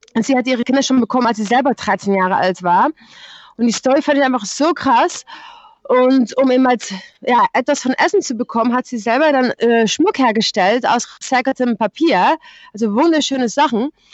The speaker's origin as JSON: {"language": "German", "country": "Netherlands", "tie": "born or raised there", "also_born_or_lived": "Germany", "second_language": "German", "moved": "as an adult", "said": "ich bin in Deutschland geboren. Ähm, ich bin aber schon mit sechs Jahren nach Holland umgezogen."}